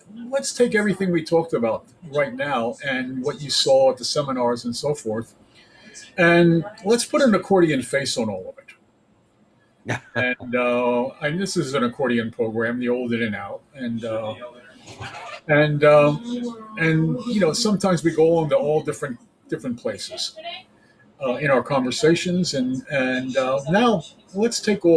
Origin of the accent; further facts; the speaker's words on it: Philadelphia, Pennsylvania, United States; now in New York City, United States; I grew up in Philadelphia, and all my uncles played